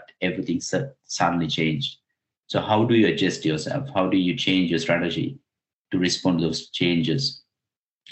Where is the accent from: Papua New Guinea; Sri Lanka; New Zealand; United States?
Sri Lanka; moved away; I'm originally from Sri Lanka.